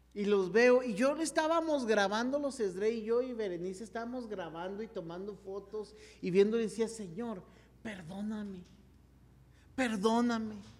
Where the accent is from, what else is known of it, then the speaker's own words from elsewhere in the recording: Chihuahua, Mexico; nos fuimos a un campamento, la iglesia Gerrela en Chihuahua